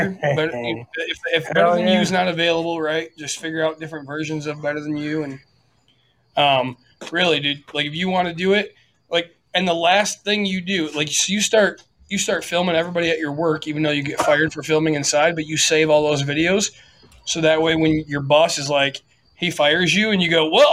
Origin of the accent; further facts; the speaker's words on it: Michigan, United States; I'm from Michigan